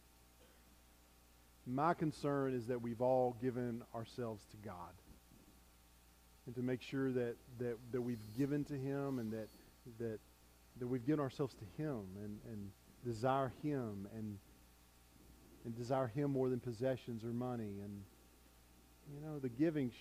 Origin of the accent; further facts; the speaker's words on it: United States; as American Christians